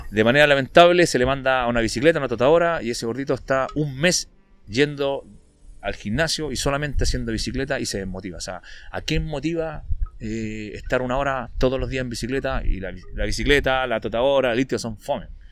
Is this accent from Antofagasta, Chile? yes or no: yes; Antofagasta, Chile; soy de Antofa, no soy de Santiago